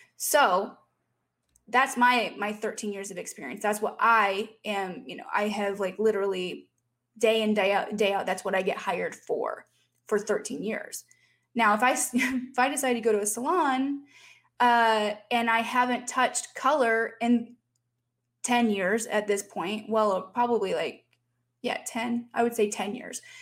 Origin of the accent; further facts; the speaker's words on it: Fort Wayne, Indiana, United States; moved away; my hometown of Fort Wayne, Indiana